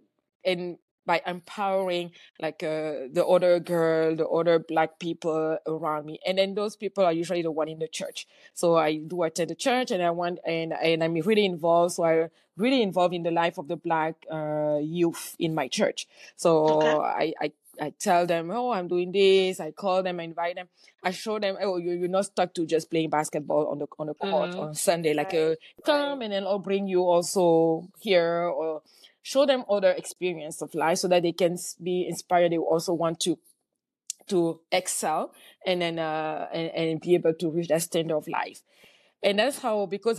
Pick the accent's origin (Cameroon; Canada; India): Cameroon; moved away; I grew up in Cameroon. And in Cameroon, everybody is mostly black